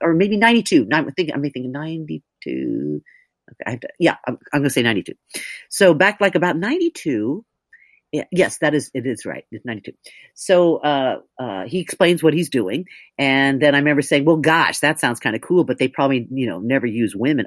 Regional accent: Oregon, United States; moved away as an adult; also born or lived in New York; I'm from Oregon, and so I was tall and blonde and funny

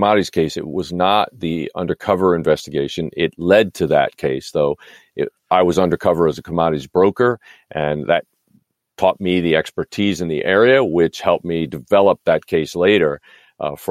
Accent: New York, United States; now in California, United States; I grew up in New York.

